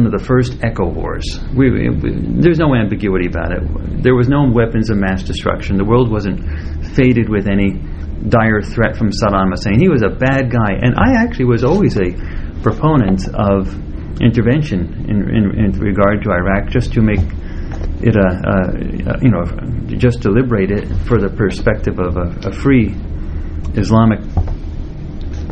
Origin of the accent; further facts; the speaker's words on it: Southwest, United States; I'm actually from the Southwest, where there's sun and lots of solar energy.